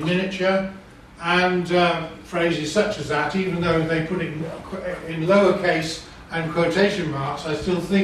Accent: Leeds, Yorkshire and the Humber, United Kingdom; I come from Leeds

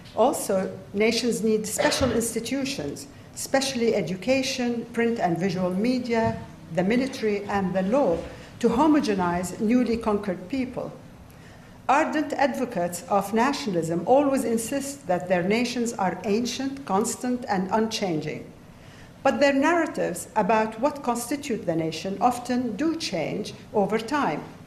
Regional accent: Saudi Arabia; as a child growing up in Saudi Arabia in the 1960s and 1970s

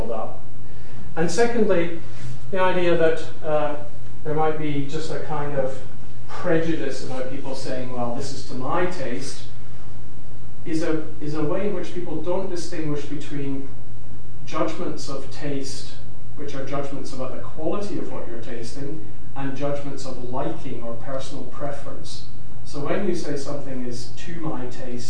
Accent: Glasgow, Scotland, United Kingdom; now in London, United Kingdom; as a Scot, having grown up in Glasgow

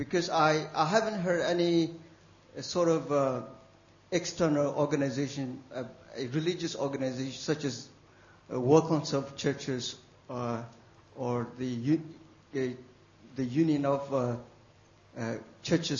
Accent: Myanmar; I'm from Burma

